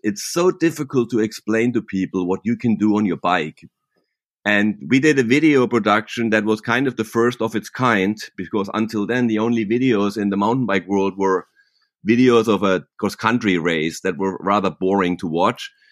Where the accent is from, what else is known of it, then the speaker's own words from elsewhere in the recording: Germany near Freiburg, Baden-Württemberg, Germany; accent: German; English is a second language; also born or lived in Laguna, California, United States; now in Laguna Beach, United States; I'm actually born and raised in Germany near Freiburg, and my mom was German, and I have a German tongue, what they say, like a German accent